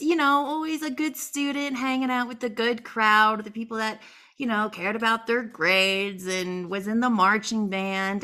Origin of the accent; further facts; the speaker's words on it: East Coast, United States; moved away; also born or lived in North Carolina; I am originally from the East Coast